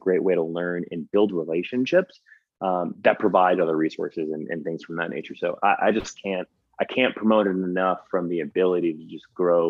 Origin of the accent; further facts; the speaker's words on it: Paterson, New Jersey, United States; Like I grew up in Paterson, New Jersey, or my family grew up in Paterson, New Jersey.